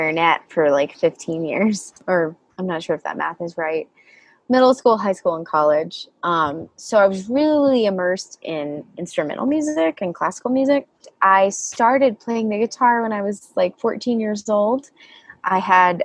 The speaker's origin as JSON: {"language": "English", "region": "the South", "country": "United States", "tie": "born or raised there", "said": "I grew up in the South"}